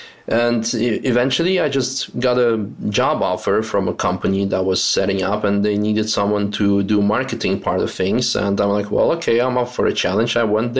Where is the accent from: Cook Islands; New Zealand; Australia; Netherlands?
Netherlands; also born or lived in Russia; I was born in Russia, and then my parents got divorced. My mom remarried a Dutch guy, and I eventually ended up moving with her to the Netherlands. And so from the age of 11, I kind of grew up in the Netherlands